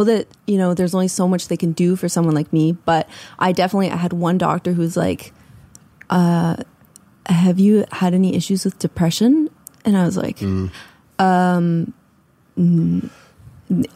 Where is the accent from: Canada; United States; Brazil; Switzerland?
Canada; Ontario; also born or lived in Prince Edward Island; now in Nova Scotia, Canada; I'm from Ontario